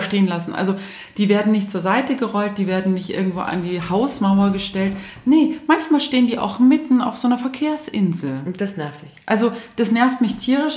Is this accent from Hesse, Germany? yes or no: no; Munich, Bavaria, Germany; ich selbst als Münchner